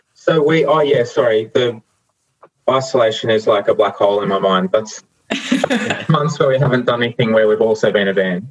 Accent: New South Wales, Australia; now in Victoria, Australia; I grew up in New South Wales

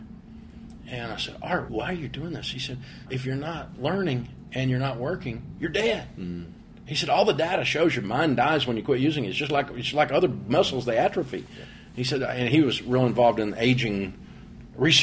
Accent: Nashville, Tennessee, United States; I grew up in Nashville with all these twangers

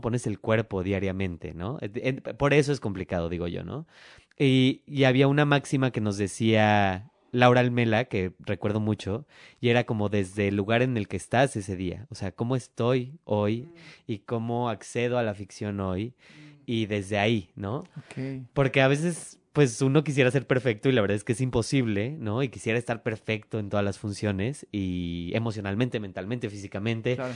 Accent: Mexico City, Mexico; yo soy el único que es de la CDMX

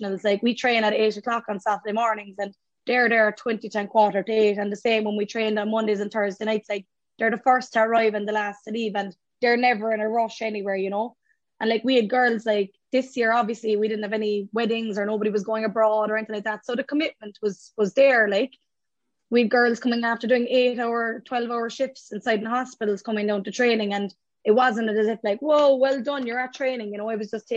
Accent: Courcey, Munster, Ireland; we're all very proud that we're from Courcey

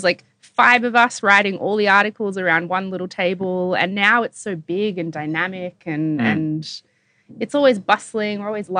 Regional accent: New South Wales, Australia; also born or lived in Hawaii; I grew up around New South Wales.

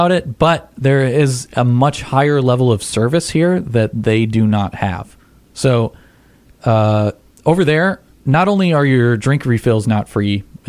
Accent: United States; as an American

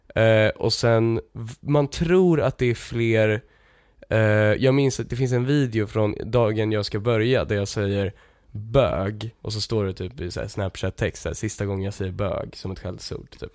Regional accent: Lidingö, Stockholm County, Sweden; jag är ju från eh, eh, den delen av Lidingö som, som är mindre eh, överklass typ.

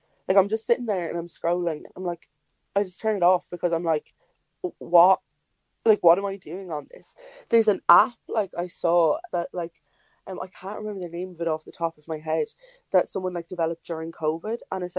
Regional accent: Longford, County Longford, Ireland; now in Limerick, Ireland; I'm originally from Longford, so I'm living down in Limerick now

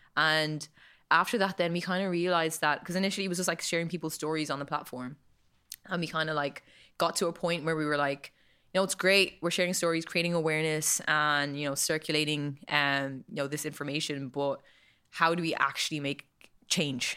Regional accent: Kildare, Leinster, Ireland; also born or lived in Monasterevin; I grew up in the best town in Ireland. Um, might be a little bit biased, but I am from Kildare.

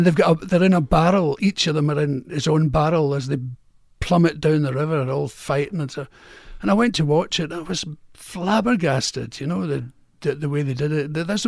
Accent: Glasgow, Scotland, United Kingdom; accent: Glasgow; radio, but in a Glasgow accent.

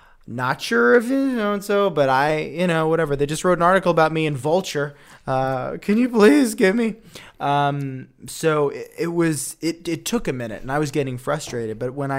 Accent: Woodstock, New York, United States; It's like an Instagram Airbnb in my hometown in Woodstock, where I also knew I wanted to shoot.

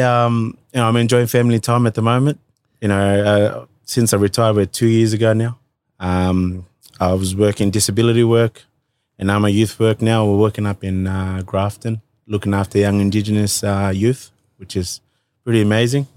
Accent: Fiji; now in Australia; I grew up with my, uh, mum and grandparents up right in the interior of, uh, Hovey

